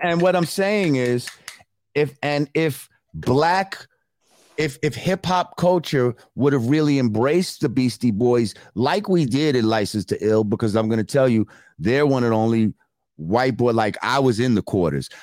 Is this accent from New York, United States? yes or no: yes; New Rochelle, New York, United States; Growing up in New Rochelle, like there's a lot of mixed shit going on